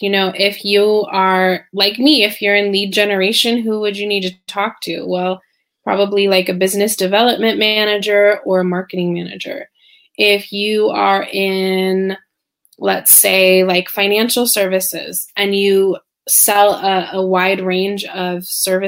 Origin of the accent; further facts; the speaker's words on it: Silicon Valley, California, United States; moved away as an adult; also born or lived in Spain; now in Shanghai, China; I'm originally from California, Silicon Valley, actually. And I was born and bred a true Californian